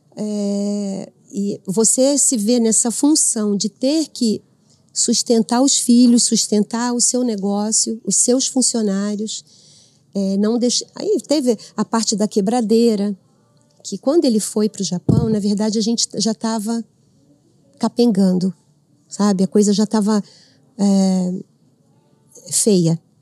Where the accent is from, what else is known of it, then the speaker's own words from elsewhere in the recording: Rio de Janeiro, Brazil; moved away as an adult; now in Avaré, Brazil; Eu sou do Rio